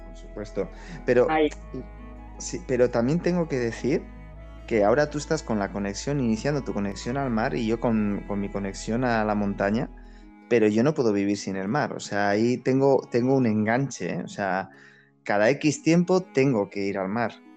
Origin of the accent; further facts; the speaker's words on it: San Sebastián, Basque Country, Spain; yo soy del barrio de Gros